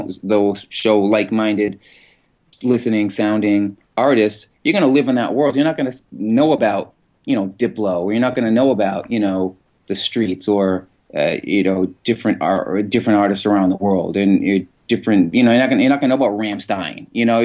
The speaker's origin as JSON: {"language": "English", "town": "Boston", "region": "Massachusetts", "country": "United States", "tie": "born or raised there", "said": "Growing up in Massachusetts, that's in Boston"}